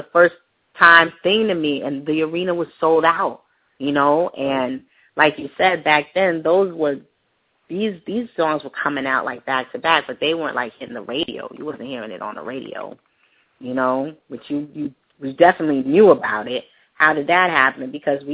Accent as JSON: {"language": "English", "town": "Stamford", "region": "Connecticut", "country": "United States", "tie": "born or raised there", "said": "I grew up in Stanford"}